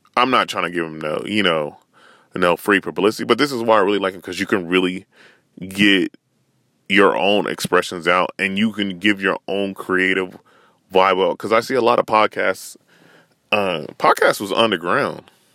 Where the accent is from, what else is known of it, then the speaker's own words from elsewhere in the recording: Northern California, United States; I'm from Northern Cali